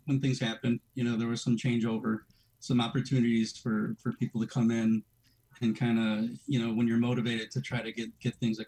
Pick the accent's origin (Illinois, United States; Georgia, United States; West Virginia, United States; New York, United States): Illinois, United States; Elk Grove Village; I've been a resident of Elk Grove Village since 1980, so spent my formative years